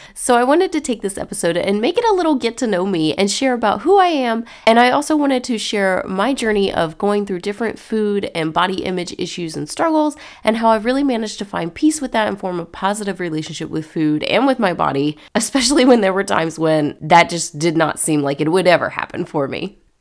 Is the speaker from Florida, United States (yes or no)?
yes; Cocoa Beach, Florida, United States; also born or lived in North Carolina / Savannah, Georgia; I was born and raised in Florida, in the Cocoa Beach area